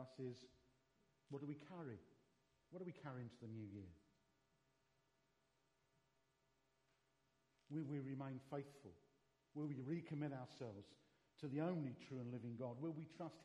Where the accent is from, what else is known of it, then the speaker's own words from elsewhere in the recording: London, United Kingdom; I was brought up in the East End of London